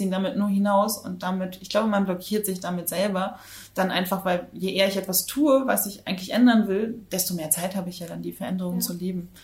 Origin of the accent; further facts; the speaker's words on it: Rostock, Mecklenburg-Vorpommern, Germany; moved away as an adult; also born or lived in New Zealand / Hamburg / Berlin; Ich komme äh, gebürtig aus Rostock an der Ostsee und ich bin auch absolutes äh, Ostseekind.